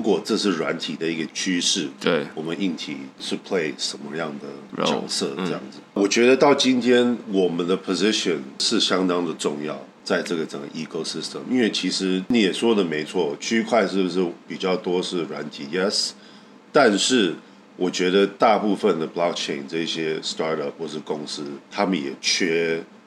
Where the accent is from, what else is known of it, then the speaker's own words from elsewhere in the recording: Taiwan; 我们台湾人